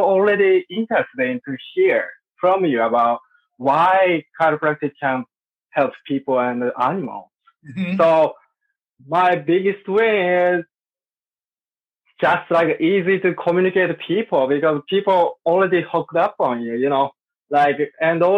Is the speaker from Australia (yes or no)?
no; Sapporo, Hokkaido, Japan; I'm from Japan, Sapporo. That's my hometown. I was born there.